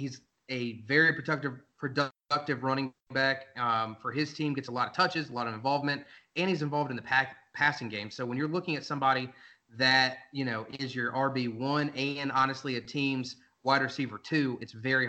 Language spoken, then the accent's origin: English; North Carolina, United States; moved away as an adult; now in Kansas City, United States; I'm actually from North Carolina